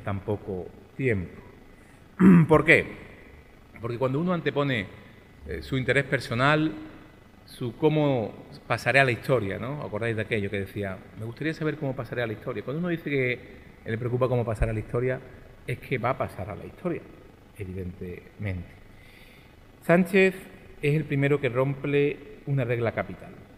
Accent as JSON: {"language": "Spanish", "town": "Málaga", "region": "Andalusia", "country": "Spain", "said": "aquí en mi ciudad, en mi tierra, en la que siempre digo que hoy vuelvo a Málaga. Y digo mal, porque yo nunca vuelvo a Málaga"}